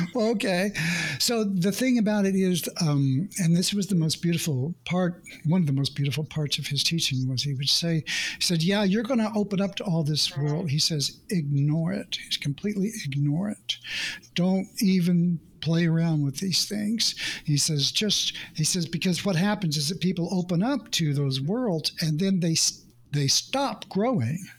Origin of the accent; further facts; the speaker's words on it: Oklahoma, United States; I grew up in the Midwest in Oklahoma, in the United States